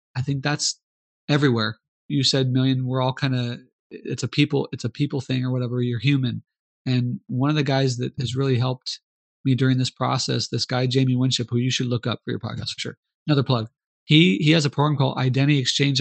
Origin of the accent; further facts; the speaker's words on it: Arizona, United States; moved away as an adult; now in Mozambique; we're from Arizona, a lot of our friends are are Hispanic